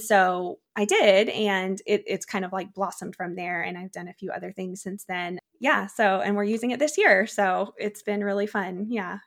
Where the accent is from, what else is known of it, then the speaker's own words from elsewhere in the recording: Czechia; now in United States; I grew up in the Czech Republic, eh, kind of near Prague area